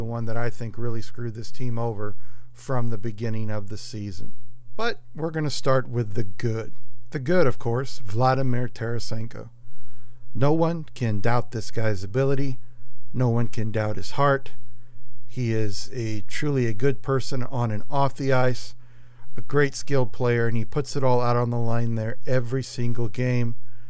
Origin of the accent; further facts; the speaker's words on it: St. Louis, Missouri, United States; and I'm not saying that just because I'm from St. Louis.